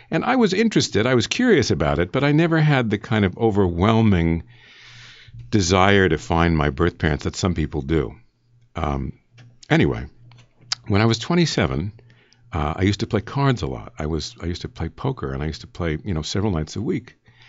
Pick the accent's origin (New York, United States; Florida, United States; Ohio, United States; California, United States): New York, United States; New York City; born there; I was born in New York City.